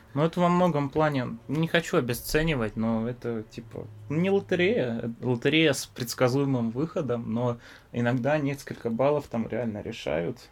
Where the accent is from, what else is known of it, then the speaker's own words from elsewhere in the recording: Biysk, Altai Krai, Russia; moved away; Да, я из города Бийска. Это в Алтайском крае